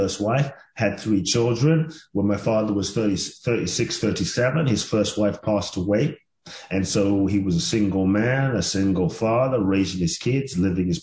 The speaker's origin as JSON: {"language": "English", "region": "London", "country": "United Kingdom", "tie": "born or raised there", "moved": "yes", "lives_now": "United States", "said": "I grew up in London"}